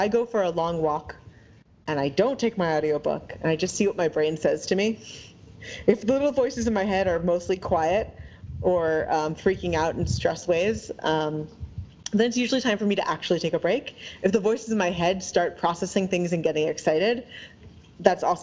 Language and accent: English; New York, East Coast, United States; now in Seattle, United States; growing up on the East Coast, in like the New York, New Jersey area